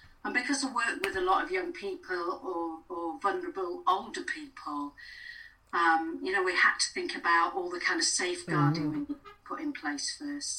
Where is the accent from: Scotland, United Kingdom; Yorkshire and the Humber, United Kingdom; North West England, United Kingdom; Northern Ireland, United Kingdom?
North West England, United Kingdom; Blackpool; I grew up in Blackpool